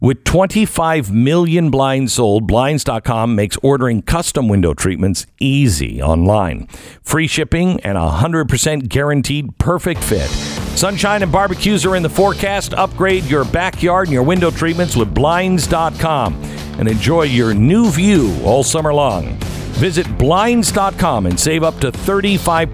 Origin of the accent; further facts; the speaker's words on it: Seattle, Washington, United States; I grew up in Seattle